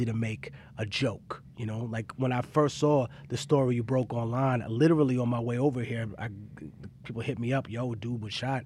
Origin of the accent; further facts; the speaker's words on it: New York City, New York, United States; also born or lived in Peru; I grew up in Harlem